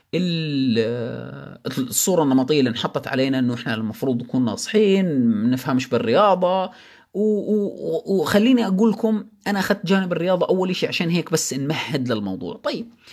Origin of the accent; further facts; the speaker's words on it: Jordan; عندنا بالاردن